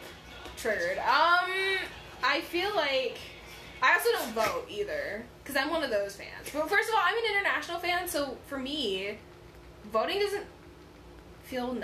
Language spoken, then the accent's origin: English; United States; I'm American